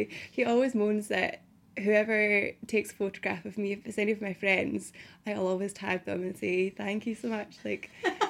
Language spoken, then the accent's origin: English; West Coast of Scotland, United Kingdom; because I grew up on the West Coast.